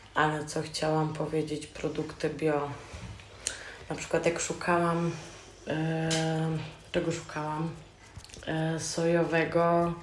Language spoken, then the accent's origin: Polish; Rzeszów, Subcarpathian Voivodeship, Poland; born or raised there; now in Germany